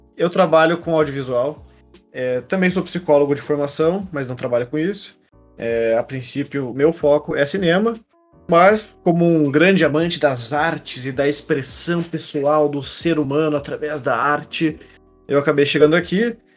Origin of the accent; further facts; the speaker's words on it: Curitiba, Paraná, Brazil; Nós dois somos de Curitiba